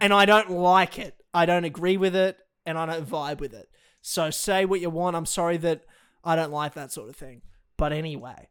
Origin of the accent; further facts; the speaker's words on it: Australia; I'm fucking Australian